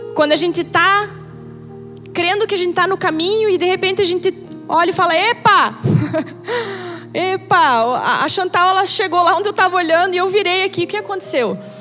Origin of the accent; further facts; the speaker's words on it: Brazil; como brasileiros natos que nós somos